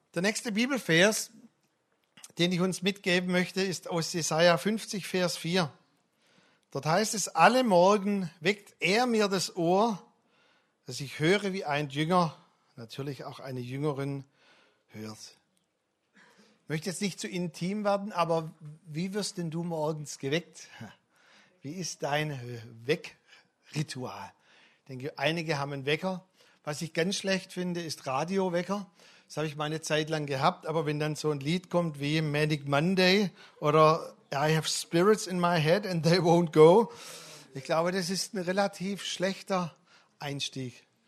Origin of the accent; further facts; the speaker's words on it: Swabia, Baden-Württemberg, Germany; als Schwabe meine ich